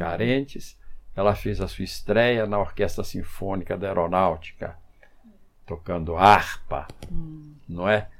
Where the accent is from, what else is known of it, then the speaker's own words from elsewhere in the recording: Brazil; mas mesmo na, na infância eu morei eu nasci aqui na Rua da Cutia